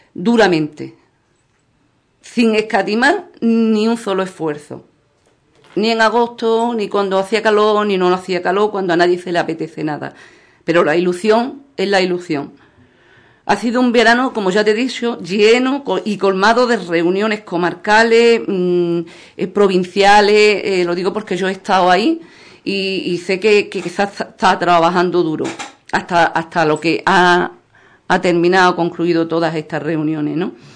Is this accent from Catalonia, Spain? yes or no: no; Ubrique, Andalusia, Spain; nuestro pueblo ubrique